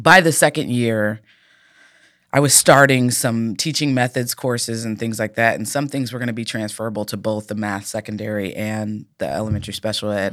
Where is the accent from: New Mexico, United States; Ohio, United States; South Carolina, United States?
Ohio, United States; Cincinnati; I'm from Cincinnati.